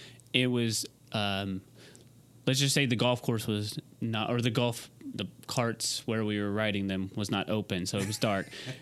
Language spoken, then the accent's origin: English; Utah, United States; I'm from Utah.